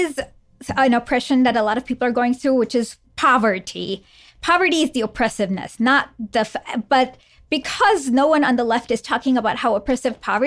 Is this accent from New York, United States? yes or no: no; Michigan, United States; I'm from Michigan